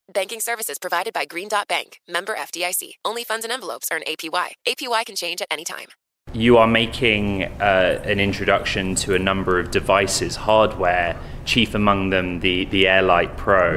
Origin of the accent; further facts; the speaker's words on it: San Francisco, California, United States; my hometown, mm-hmm. San Francisco.